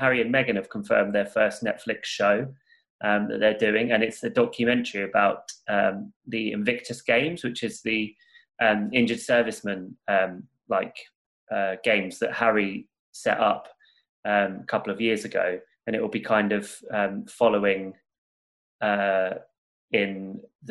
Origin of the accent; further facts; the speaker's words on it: Portsmouth, South East England, United Kingdom; I grew up in Portsmouth, which is like a services town